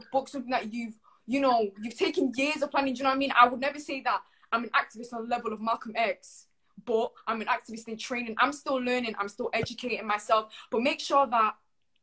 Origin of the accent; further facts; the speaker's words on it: Manchester, North West England, United Kingdom; I'm still growing up in Manchester